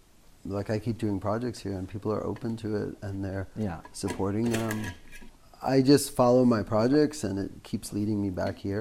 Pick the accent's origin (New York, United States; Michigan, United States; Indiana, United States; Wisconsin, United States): New York, United States; moved away; I grew up in New York